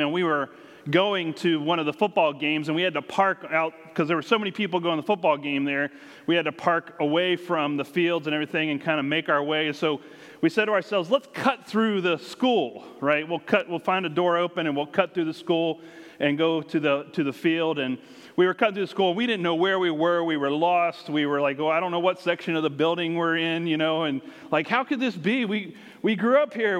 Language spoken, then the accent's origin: English; United States; moved away; where we grew up has grown and grown, and around the Washington, D.C. area